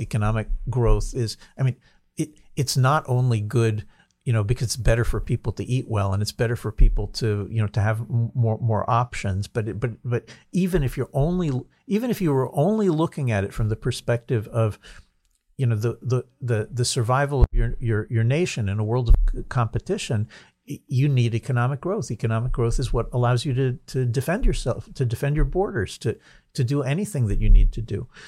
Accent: New Jersey, United States; moved away as an adult; now in Israel; I grew up in New Jersey

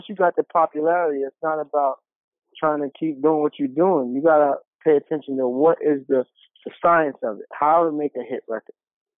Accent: Queens, New York, United States; South Jamaica. Queens that place, man.

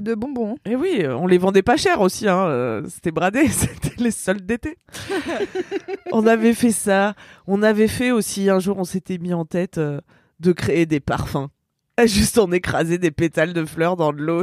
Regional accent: Ardèche, Auvergne-Rhône-Alpes, France; j'étais restée toute seule dans mon bled en Ardèche

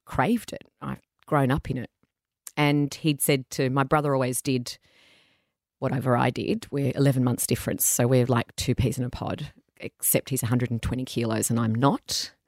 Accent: Caringbah, New South Wales, Australia; So I went to school around Caringbah.

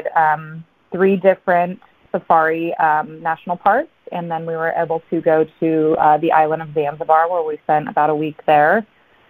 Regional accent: Southern California, United States; I'm from Southern California, born and raised

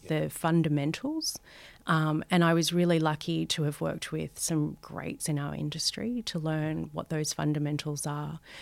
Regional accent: Sydney, New South Wales, Australia; I grew up in Western Sydney, Um, think Guildford, Maryland, Parramatta

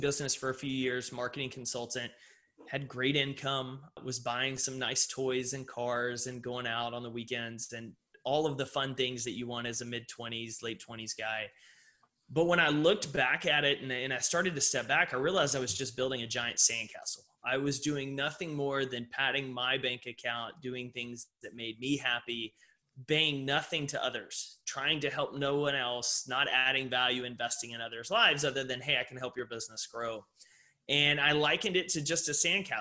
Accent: Texas, United States; a young child growing up in Texas

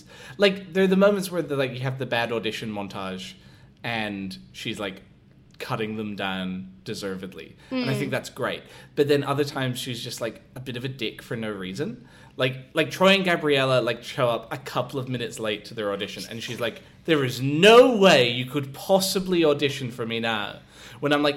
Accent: Scotland, United Kingdom; now in Adelaide, Australia; I'm originally from Scotland.

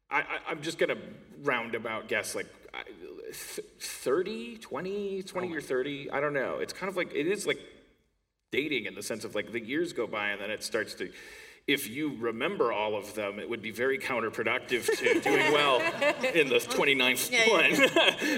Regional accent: Wisconsin, United States; moved away; I'm from Wisconsin, which is the place in the States that's like the mitten in the middle, on top

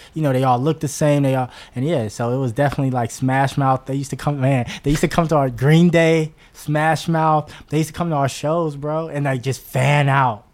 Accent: Oakland, California, United States; moved away; also born or lived in Los Angeles; I grew up in North Oakland

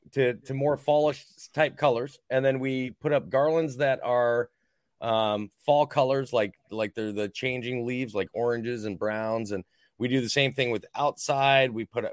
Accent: Minnesota, United States; moved away; growing up in Minnesota

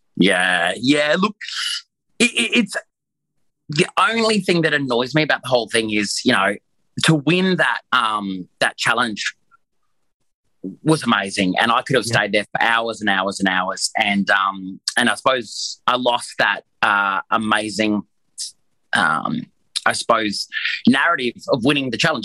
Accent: Queensland, Australia; I'm a Queenslander

